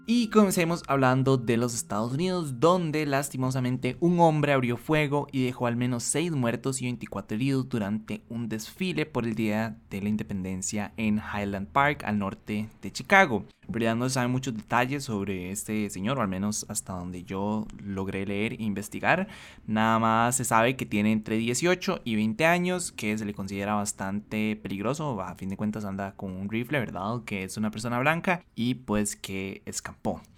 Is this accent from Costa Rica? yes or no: yes; Costa Rica; como ticos